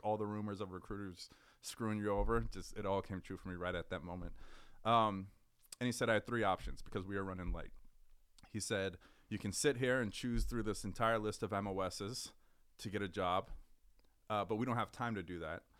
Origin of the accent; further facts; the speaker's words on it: Richmond, California, United States; also born or lived in Berkeley, California; I grew up in the San Francisco Bay Area. I'm from a city called Richmond